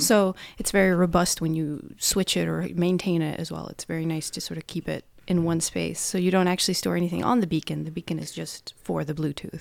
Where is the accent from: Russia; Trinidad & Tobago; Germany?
Russia; moved away as an adult; now in Norway; I'm from Russia